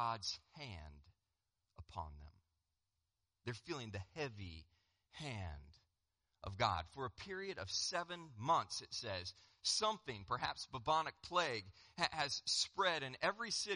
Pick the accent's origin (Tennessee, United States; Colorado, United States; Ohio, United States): Colorado, United States; I'm from Colorado